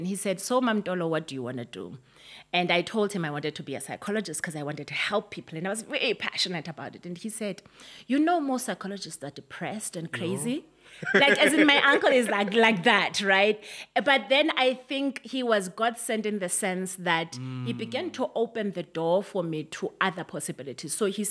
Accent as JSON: {"language": "English", "country": "South Africa", "tie": "born or raised there", "said": "I grew up in Bantu education, as you can imagine. I remember that when I went into high school, it was the time when South Africa was really becoming hot in terms of the liberation struggle."}